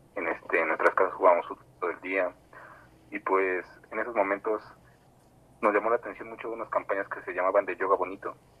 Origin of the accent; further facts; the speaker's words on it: State of Mexico, Mexico; soy este, un freestyler del Estado de México